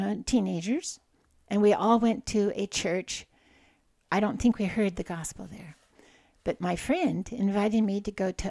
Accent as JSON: {"language": "English", "town": "Goldendale", "region": "Washington", "country": "United States", "tie": "born or raised there", "also_born_or_lived": "Portland, Oregon", "said": "I was born in Portland, Oregon, and my parents moved to Goldendale, Washington, when I was just a toddler"}